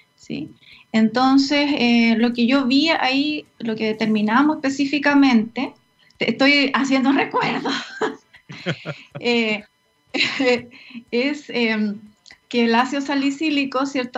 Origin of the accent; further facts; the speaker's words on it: Puerto Montt, Los Lagos, Chile; moved away as an adult; now in Santiago, Chile; efectivamente soy de, Puerto Montt, oriunda de Puerto Montt. Sigo diciendo que soy de Puerto Montt a pesar de que ya más de la mitad de mi vida la he vivido en Santiago. Eh, me crié en el campo